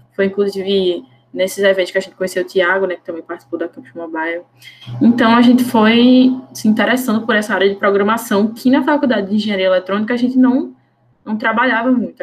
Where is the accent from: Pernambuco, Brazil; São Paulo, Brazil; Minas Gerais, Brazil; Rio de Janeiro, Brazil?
Pernambuco, Brazil; Recife; eu sou daqui de Recife